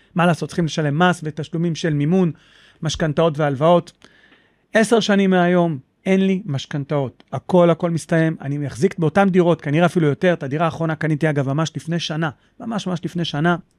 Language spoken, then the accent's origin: Hebrew; Holon, Tel Aviv District, Israel; now in Petah Tikva, Israel; אני במקור מחולון.